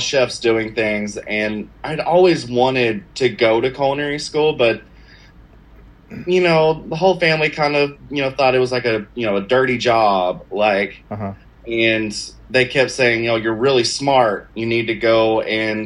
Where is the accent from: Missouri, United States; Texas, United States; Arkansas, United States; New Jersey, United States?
Texas, United States; Gilmer; I grew up in Gilmer, Texas, a little bitty town in the middle of East Texas